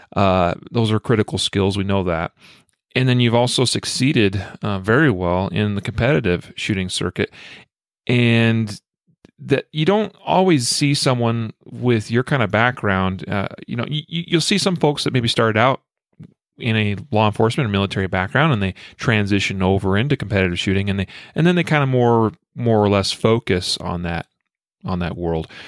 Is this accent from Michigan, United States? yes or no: no; Idaho, United States; I am from Idaho